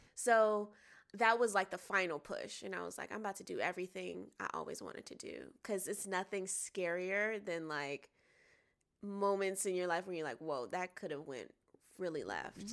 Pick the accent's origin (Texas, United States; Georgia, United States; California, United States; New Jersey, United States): Georgia, United States; Atlanta; now in Los Angeles, United States; I'm from Atlanta, Georgia. I live in L A now